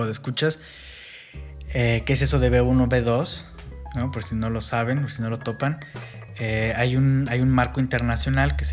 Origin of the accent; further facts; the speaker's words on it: Mexico City, Mexico; accent: chilango; first language English/Spanish; Eh, acento, chilango.